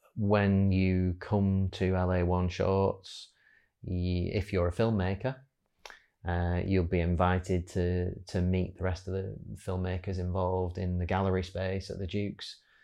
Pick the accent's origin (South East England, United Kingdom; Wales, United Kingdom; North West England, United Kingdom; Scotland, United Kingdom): North West England, United Kingdom; Wigan; working recently back in my hometown of Wigan